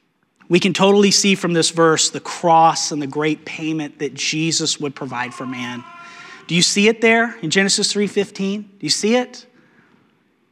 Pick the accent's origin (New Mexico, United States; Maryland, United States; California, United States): New Mexico, United States; Growing up in New Mexico, we had rattlesnakes, a lot of rattlesnakes